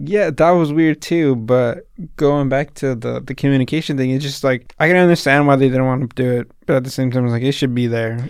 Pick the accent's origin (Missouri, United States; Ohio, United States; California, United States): California, United States; Salinas; I'm from Salinas